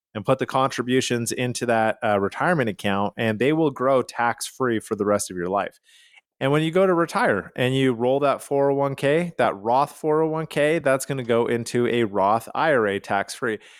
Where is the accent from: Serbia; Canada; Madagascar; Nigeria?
Canada; Calgary, Alberta; now in United States; I am from Calgary, Canada.